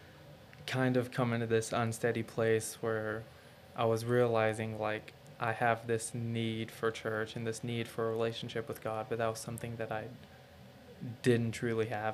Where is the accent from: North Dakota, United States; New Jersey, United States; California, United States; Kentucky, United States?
Kentucky, United States; also born or lived in Savannah, Georgia; now in Florence, United States; I was born in Savannah, Georgia. My dad was military and he just got out. So we moved to Kentucky, which is where I've lived for the longest. I was there for 8 years.